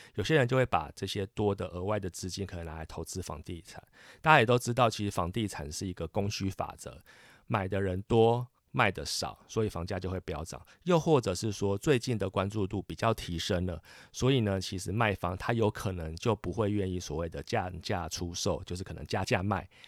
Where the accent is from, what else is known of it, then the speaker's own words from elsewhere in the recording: Kaohsiung, Taiwan; moved away as an adult; now in Taipei, Taiwan; 我本身是高雄人，然后在台北工作，所以我就是很典型的一个北漂青年